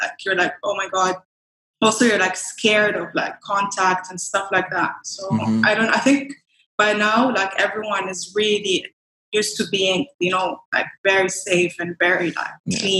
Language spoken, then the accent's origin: English; Dubai, United Arab Emirates; also born or lived in Iraq / Lisbon; So I was born and raised in Iraq and then I moved to Dubai when I was 9 years old, I think. Yeah, nine. Technically I'd say I'm Iraqi, but at the same time more like from Dubai, So I went to school here, I went to university here